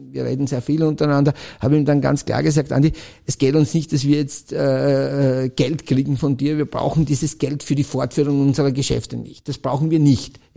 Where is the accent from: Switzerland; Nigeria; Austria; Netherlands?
Austria; Styria; Ich, ich als Steirer, äh